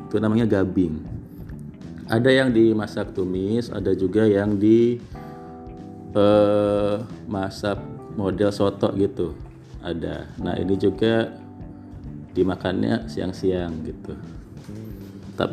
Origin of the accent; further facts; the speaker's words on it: Krui, Lampung, Indonesia; nah ini masakan khas dari kampung saya dari Kroy